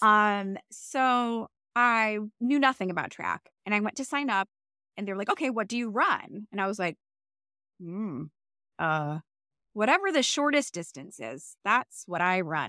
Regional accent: Cleveland, Ohio, United States; I grew up in Cleveland

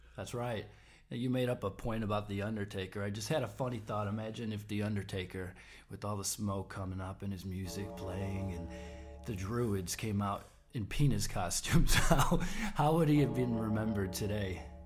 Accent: Palatine, Illinois, United States; moved away; I'm from Palatine

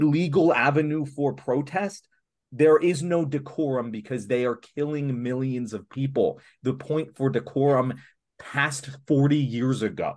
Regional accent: Philadelphia, Pennsylvania, United States; as a Philadelphian

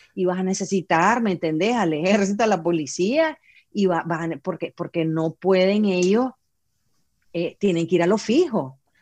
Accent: Nicaragua; somos resilientes los nicaragüenses

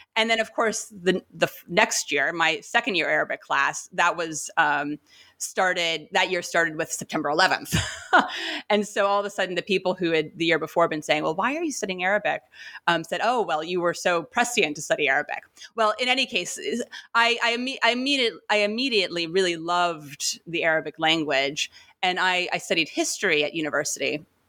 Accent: New York City, New York, United States; I'm from New York City um, and don't kind of have any ties to the to the region kind of by background by family or whatnot and so it really was a journey how this young woman girl from uh, New York

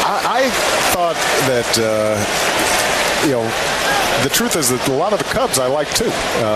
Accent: Hawaii, United States; moved away; also born or lived in Chicago; I did not become a Sox fan until I moved to Chicago, because I was growing up in Hawaii, and so I ended up actually being an Oakland A's fan.

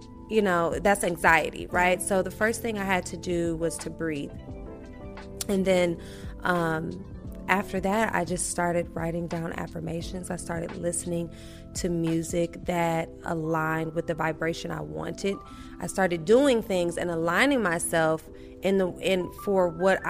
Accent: Milwaukee, Wisconsin, United States; I grew up, I'm from Milwaukee, Wisconsin

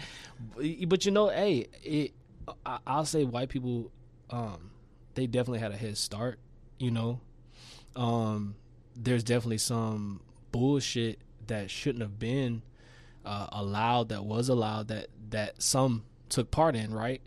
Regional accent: Shreveport, Louisiana, United States; also born or lived in New Orleans; I grew up in, like, the Stoner Hill Highland area, Shreveport.

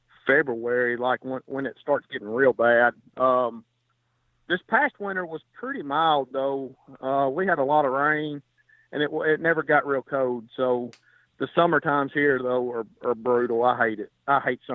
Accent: Dyersburg, Tennessee, United States; I'm from Dyersburg, Tennessee.

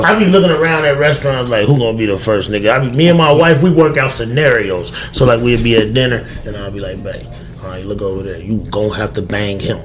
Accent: California, United States; I'm from Cali

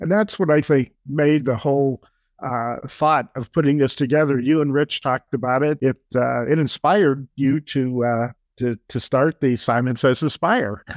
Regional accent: Pittsburgh, Pennsylvania, United States; moved away as an adult; also born or lived in Chicago / Madison, Wisconsin; now in Argyle, United States; Jeannie and I, we were both born and raised in Pittsburgh, and, uh, we moved away in nineteen seventy-four to Chicago

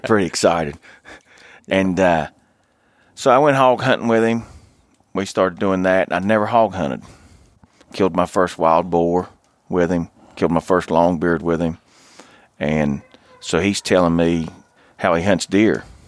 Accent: Logan County, Southern West Virginia, United States; I grew up in Southern West Virginia. Uh, I grew up in one of the only, uh, one of four bow hunting only counties. uh, in Logan County.

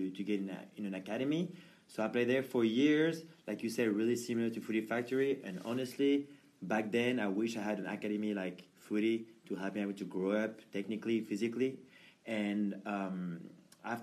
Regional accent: Paris, Île-de-France, France; moved away as an adult; now in United States; I'm from Paris, France

